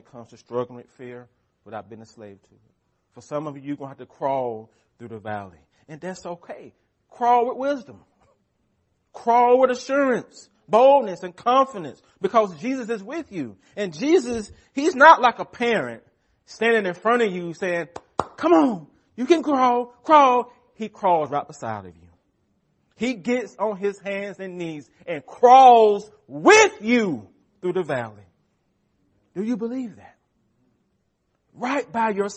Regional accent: United States; We are American Christians

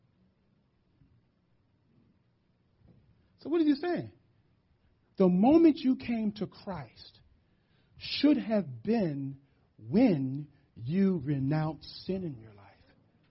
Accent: Philadelphia, Pennsylvania, United States; I grew up in the hood. I grew up in West Philly

